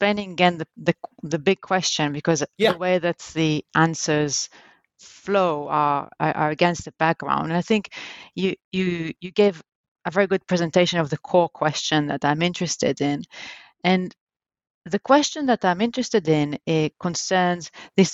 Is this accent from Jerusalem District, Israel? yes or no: yes; Jerusalem, Jerusalem District, Israel; I was born in Jerusalem in Israel, and that's where actually I grew up.